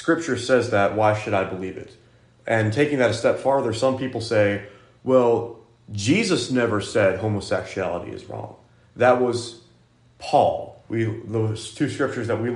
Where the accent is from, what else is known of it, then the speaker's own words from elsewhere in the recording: United States; I'm American and not Greek